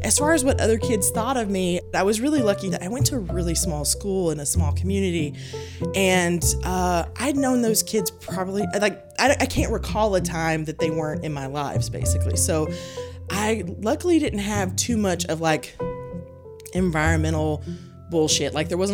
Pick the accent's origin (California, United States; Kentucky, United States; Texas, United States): Kentucky, United States; Hickman; Hickman, Kentucky. Hickman, Kentucky.